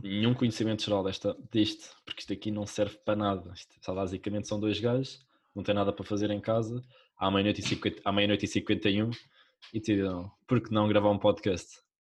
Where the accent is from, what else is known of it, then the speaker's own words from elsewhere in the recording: Mafra, Lisbon, Portugal; moved away as an adult; now in Lisbon, Portugal; eu, eu venho de Mafra